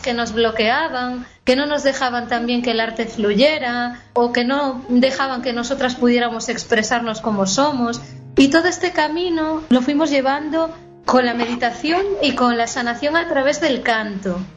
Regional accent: Galicia, Spain; que soy gallega

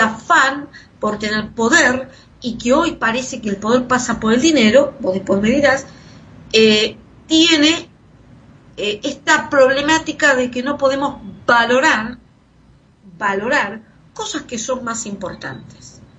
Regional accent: Argentina; Pasamos por eso los argentinos

